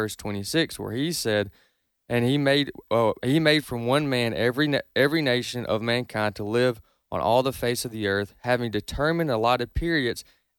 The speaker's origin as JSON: {"language": "English", "country": "United States", "tie": "born there", "said": "I'm not an American because I'm white. I'm an American because I was born in America."}